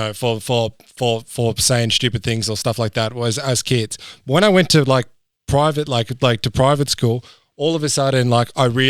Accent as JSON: {"language": "English", "town": "Dubbo", "region": "New South Wales", "country": "Australia", "tie": "born or raised there", "said": "I grew up in Dubbo."}